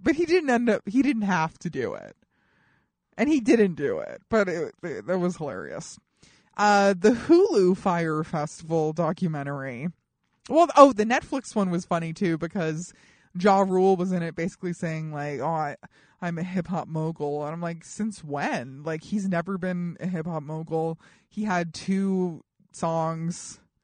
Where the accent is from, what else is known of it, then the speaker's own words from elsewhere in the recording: Colorado, United States; I'm from Colorado